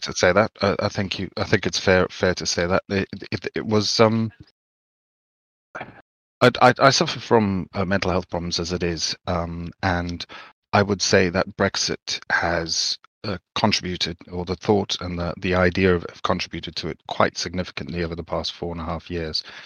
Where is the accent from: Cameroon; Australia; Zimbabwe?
Zimbabwe; I grew up in Zimbabwe